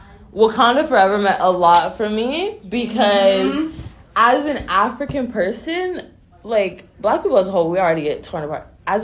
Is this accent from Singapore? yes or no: no; Canada; growing up in Canada